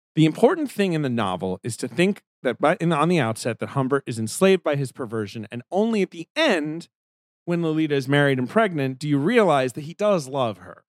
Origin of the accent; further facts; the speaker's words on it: England, United Kingdom; moved away; I grew up in England.